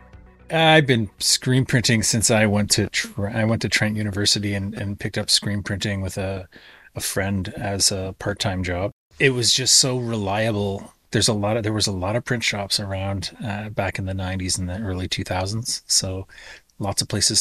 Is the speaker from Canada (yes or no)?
yes; White Sand First Nation, Ontario, Canada; now in Peterborough, Canada; I am Loon Clan from White Sand First Nation